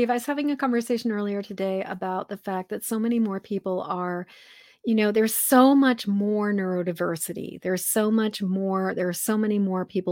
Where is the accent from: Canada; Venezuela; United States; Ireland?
United States; Massachusetts; now in Maine, United States; I'm a Masshole. that's what they call people like me, because I'm from Massachusetts